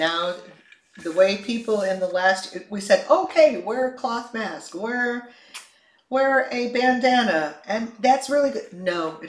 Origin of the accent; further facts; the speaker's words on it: Chicago, Illinois, United States; moved away; I grew up in Chicago and snow was always there in the wintertime.